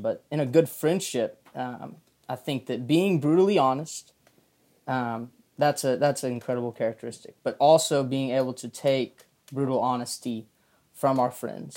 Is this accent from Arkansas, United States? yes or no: yes; Jacksonville, Arkansas, United States; I'm from Jacksonville, Arkansas